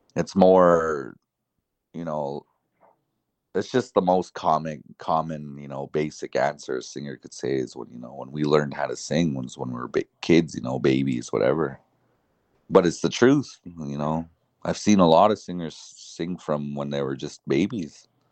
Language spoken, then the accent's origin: English; Paul's First Nation, Alberta, Canada; also born or lived in Browning, Montana; I am from Paul's First Nation and, uh, enrolled into Browning, Montana